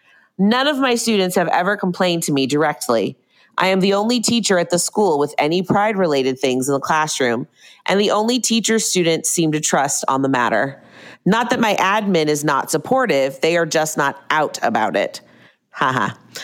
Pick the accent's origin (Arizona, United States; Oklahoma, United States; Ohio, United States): Oklahoma, United States; I also moved out of state for a job I secured in a rural area in the Midwest. I'm from Oklahoma.